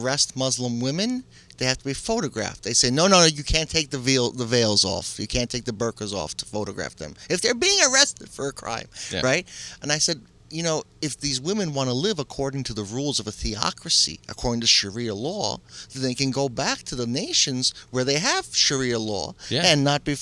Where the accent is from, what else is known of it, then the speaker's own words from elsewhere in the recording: New York City, New York, United States; I grew up in New York City